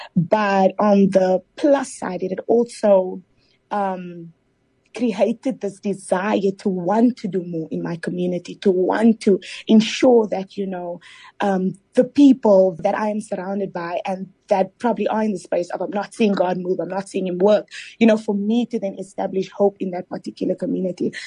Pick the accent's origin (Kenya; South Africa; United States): South Africa; Cape Town, Western Cape; I am from Mitchell's Plain, proudly born and bred, mm. um, Mitchell's Plain in Cape Town.